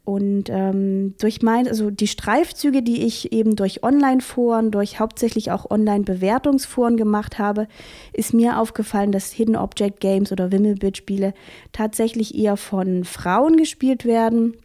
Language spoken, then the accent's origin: German; Vogtland, Saxony, Germany; also born or lived in Halle; now in Chemnitz, Germany; Ursprünglich bin ich Vogtländerin, also ich komme aus Sachsen